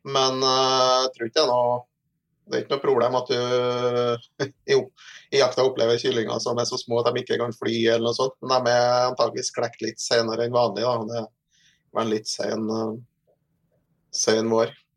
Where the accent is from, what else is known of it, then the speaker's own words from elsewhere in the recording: Trondheim, Trøndelag, Norway; Jeg er ikke fra Meråker, men jeg er fra, jeg er fra Trondheim. Så. Ja har eh, alle mine studier og barndomsår